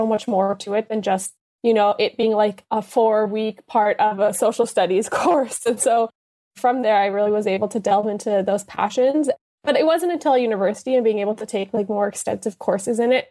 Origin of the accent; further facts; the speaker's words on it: Winnipeg, Manitoba, Canada; moved away as an adult; now in Ontario, Canada; I'm also born and raised in Winnipeg